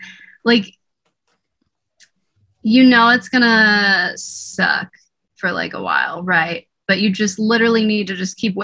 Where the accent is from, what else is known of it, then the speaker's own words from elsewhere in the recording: Northeast, United States; I'd probably just stay here because I'm from the Northeast.